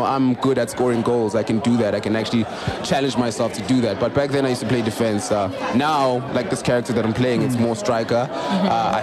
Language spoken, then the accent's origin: English; Middelburg, Mpumalanga, South Africa; My hometown, Middelburg and Mpumalanga.